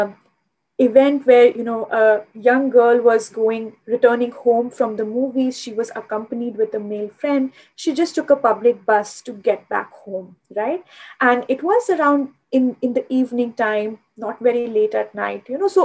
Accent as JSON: {"language": "English", "region": "Delhi", "country": "India", "tie": "born or raised there", "said": "I grew up in Delhi"}